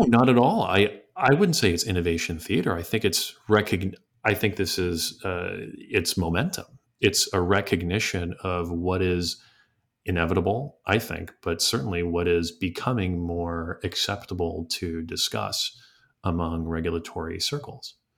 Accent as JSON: {"language": "English", "region": "New York", "country": "United States", "said": "from within New York as a, as a New Yorker myself"}